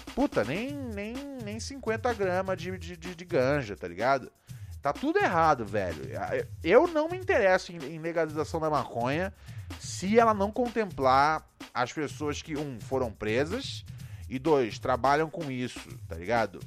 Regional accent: Rio de Janeiro, Brazil; onde eu cresci, no Rio

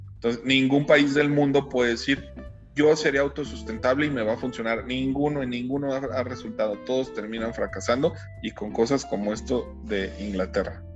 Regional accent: Mexico; nuestro país

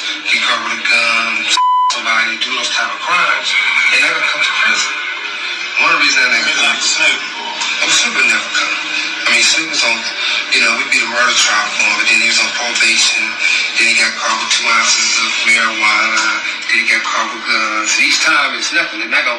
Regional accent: Compton, California, United States; I'm from Compton

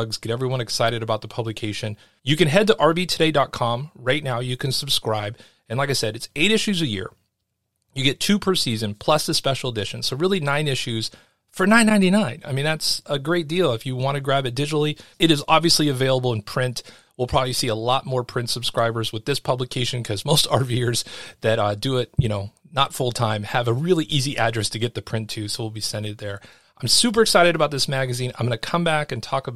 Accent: California, United States; moved away as an adult; I'm a Californian

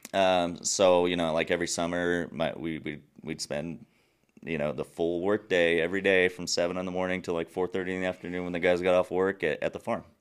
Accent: Nuevo Casas Grandes, Chihuahua, Mexico; first language English; moved away as an adult; also born or lived in United States; I was born and raised in Mexico.

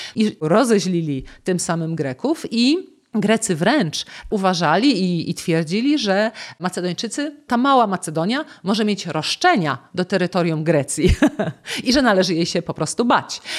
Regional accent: Poznań, Greater Poland, Poland; ja jestem z Poznania

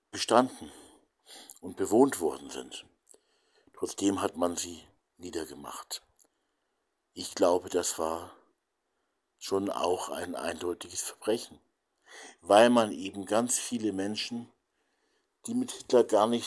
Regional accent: Hamburg, Germany; born there; die Bomben auf meine Geburtsstadt Hamburg

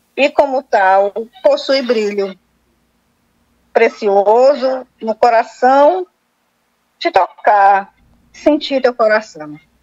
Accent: Fortaleza, Ceará, Brazil; Eu sou de Fortaleza, né? Ceará, nordestina, com o maior prazer.

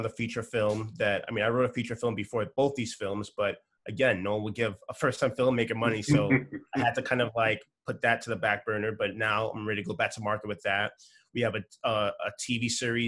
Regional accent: New York City, New York, United States; my parents are Nigerian and I grew up in a Nigerian household, born in New York City

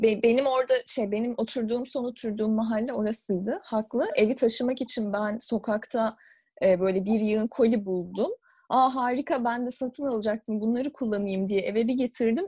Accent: Istanbul, Turkey; moved away as an adult; now in London, United Kingdom; ikimiz de İstanbul'da doğup büyüdük ve İstanbul'da okuduk üniversiteyi.

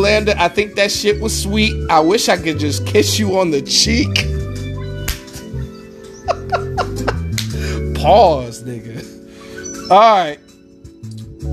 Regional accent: Detroit, Michigan, United States; I'm from Detroit

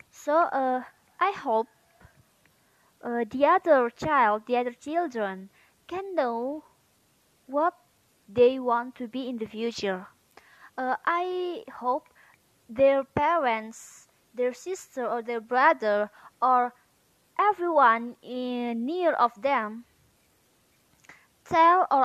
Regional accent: Medan, North Sumatra, Indonesia; English is a second language; Uh, I'm from Medan, and mm, the name of my city is Siramanik. I'm 18 years old.

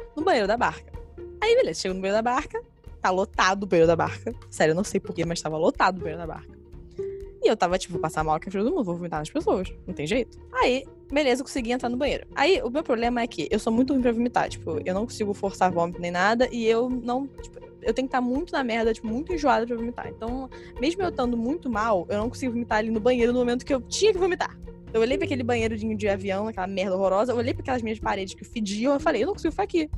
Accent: Niterói, Rio de Janeiro, Brazil; Nós, como falamos, somos de Niterói

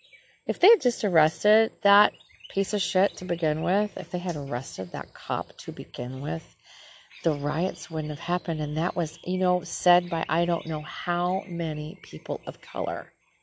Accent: Minnesota, United States; This is my home state, Minnesota.

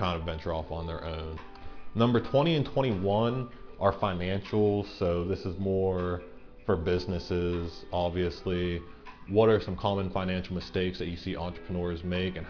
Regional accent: Central Pennsylvania, United States; I'm from Central Pennsylvania. I've grew up here. I've lived here my entire life, pretty much.

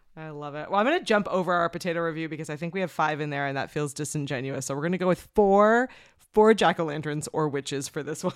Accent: Canada; as a Canadian

